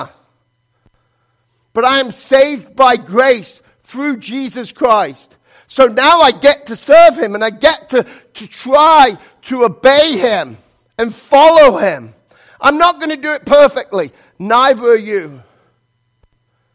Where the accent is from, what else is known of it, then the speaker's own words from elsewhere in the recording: England, United Kingdom; moved away; I was born in England